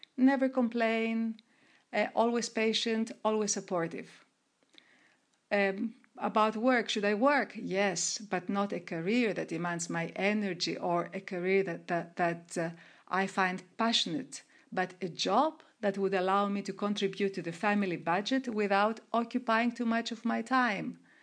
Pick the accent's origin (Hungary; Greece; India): Greece; moved away as an adult; also born or lived in Monaco; I started as an entrepreneur in my hometown in Greece.